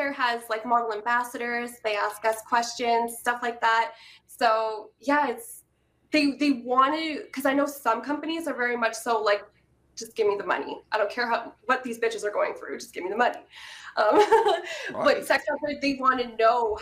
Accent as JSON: {"language": "English", "country": "Canada", "said": "I'm Canadian"}